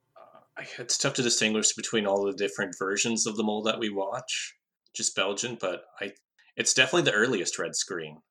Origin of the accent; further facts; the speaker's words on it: Canada; as a Canadian